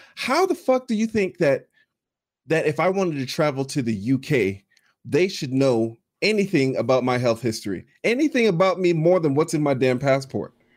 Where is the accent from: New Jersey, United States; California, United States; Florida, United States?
Florida, United States; growing up in Florida